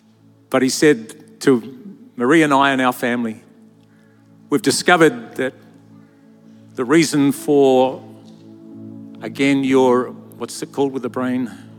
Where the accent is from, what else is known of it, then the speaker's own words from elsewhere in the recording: Lower Hutt, Wellington, New Zealand; I grew up in Lower Hutt, New Zealand. It was a very small town where we literally had nothing. I was one of eight children.